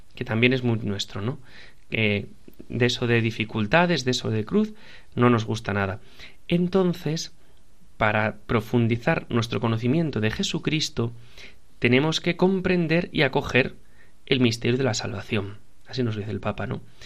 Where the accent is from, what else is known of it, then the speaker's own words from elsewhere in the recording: Piedras Blancas, Asturias, Spain; de mi pueblo, de donde yo soy de Piedras Blancas